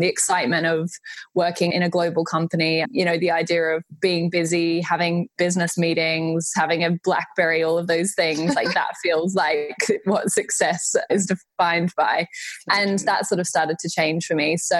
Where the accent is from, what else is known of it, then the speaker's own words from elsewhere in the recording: Australia; moved away as an adult; now in London, United Kingdom; I grew up in Australia, and you'll immediately be able to hear from my accent. I'm an Aussie living in London. I moved to the UK 5 years ago, 5.5 years ago now, actually.